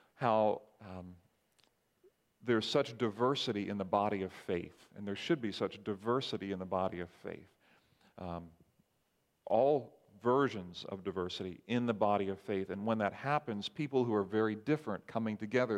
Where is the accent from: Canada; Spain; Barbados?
Barbados; moved away; growing up in Barbados